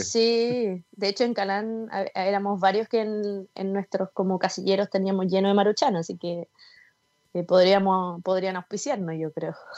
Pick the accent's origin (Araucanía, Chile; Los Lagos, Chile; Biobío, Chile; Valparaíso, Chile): Los Lagos, Chile; Osorno; moved away as an adult; also born or lived in Concepción, Chile; now in Santiago, Chile; yo soy de Osorno, después me fui a Conce, no conocía a nadie, de Conce a Santiago